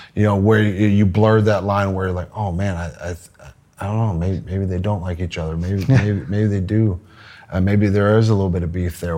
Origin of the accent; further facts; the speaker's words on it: Texas, United States; I'm from Texas